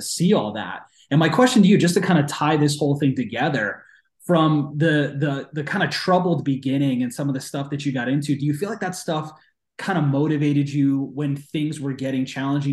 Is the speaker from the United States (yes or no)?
yes; East Coast, United States; I'm from the East Coast